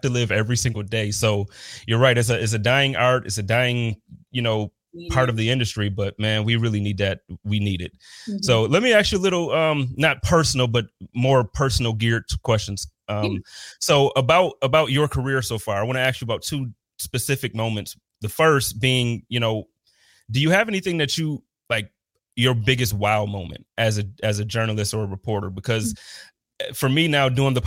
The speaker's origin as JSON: {"language": "English", "town": "Buffalo", "region": "New York", "country": "United States", "moved": "as an adult", "lives_now": "Phoenix, United States", "said": "Buffalo is still very much my community. It's still very much my home"}